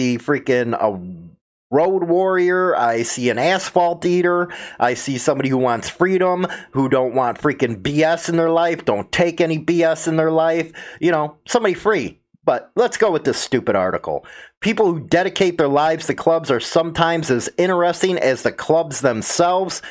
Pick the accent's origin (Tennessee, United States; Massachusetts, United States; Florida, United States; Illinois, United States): Illinois, United States; Chicago; I'm from Chicago